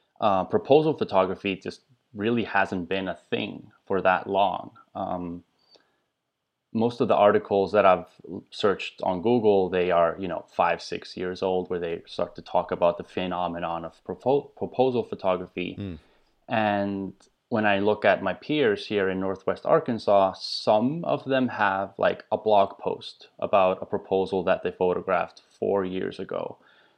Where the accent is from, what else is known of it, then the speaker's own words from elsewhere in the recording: Iceland; English is a second language; now in United States; I'm originally from Iceland, and I've been in the U.S. now for about 10 years or so.